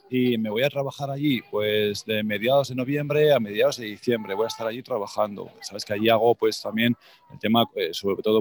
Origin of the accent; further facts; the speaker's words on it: Calatayud, Aragon, Spain; moved away; voy a estar en Aragón, que sabes que yo soy